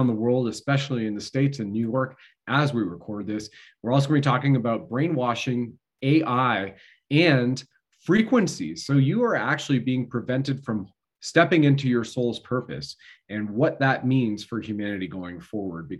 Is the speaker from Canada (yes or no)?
yes; Canada